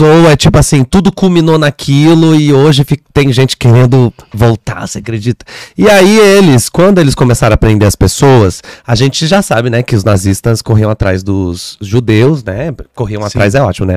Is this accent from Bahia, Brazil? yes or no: no; Caçapava, São Paulo, Brazil; now in São Paulo, Brazil; Caçapava, que é onde eu cresci, é uma cidade que fica a uma hora e meia, duas horas daqui.